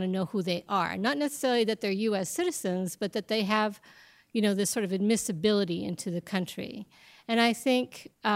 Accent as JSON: {"language": "English", "country": "Mexico", "tie": "born or raised there", "moved": "yes", "lives_now": "United States", "said": "I was born in Mexico, I'm Mexican as Mexican as tamales are"}